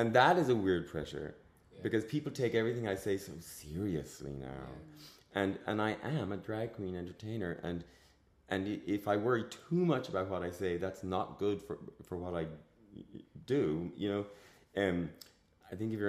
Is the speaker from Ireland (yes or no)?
yes; Ireland; I grew up in a time where being queer almost and being Irish were almost mutually exclusive